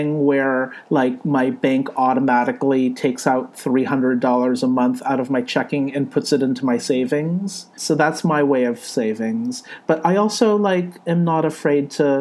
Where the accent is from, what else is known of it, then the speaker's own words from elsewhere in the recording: California, United States; moved away as an adult; now in New York, United States; I was born in California. My parents were born in Hong Kong and China. Age, I'm in my early 40s. I'm from California, but I live in New York